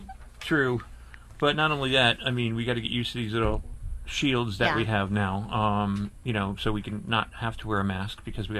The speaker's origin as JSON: {"language": "English", "town": "Scranton", "region": "Pennsylvania", "country": "United States", "tie": "born or raised there", "also_born_or_lived": "State College, Pennsylvania", "moved": "yes", "said": "Yeah, I graduated from Penn State. I lived in State College for a while, and I grew up in Scranton."}